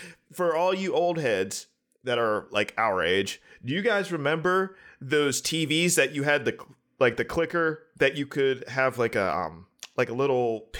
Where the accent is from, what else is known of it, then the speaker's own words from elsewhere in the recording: Pittsburgh, Pennsylvania, United States; I'm from Pittsburgh.